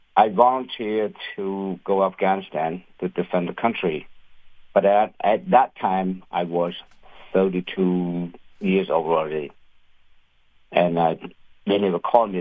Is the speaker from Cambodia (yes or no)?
yes; Cambodia; now in United States; I am an immigrant from Cambodia